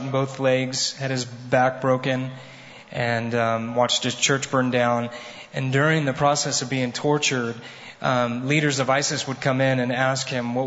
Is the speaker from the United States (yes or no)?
yes; United States; I'm from America